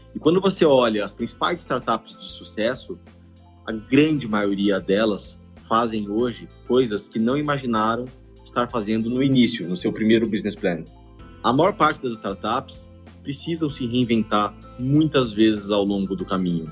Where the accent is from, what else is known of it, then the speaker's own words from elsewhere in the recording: Campo Grande, Mato Grosso do Sul, Brazil; moved away as an adult; now in São Paulo, Brazil; E eu mudei para São Paulo para fazer faculdade. Eu sou de Campo Grande, Mato Grosso do Sul